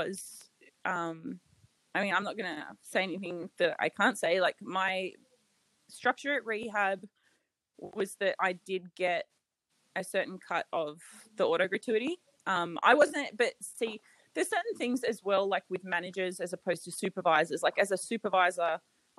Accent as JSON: {"language": "English", "country": "Australia", "also_born_or_lived": "Las Vegas, United States", "moved": "as an adult", "said": "as an Australian"}